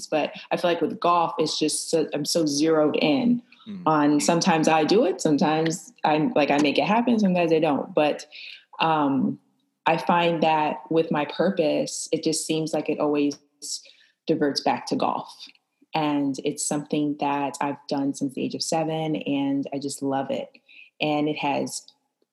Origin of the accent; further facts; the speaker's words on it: Flint, Michigan, United States; I am from Flint, Michigan, and I am a professional golfer